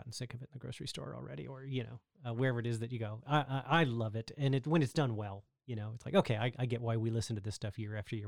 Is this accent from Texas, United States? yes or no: yes; Texas, United States; I'm actually from Texas